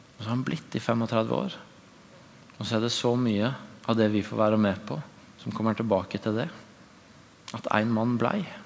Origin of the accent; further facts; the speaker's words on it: Tvedestrand, Agder, Norway; moved away; I min egen ordinasjon hjemme i Tvedesand kirke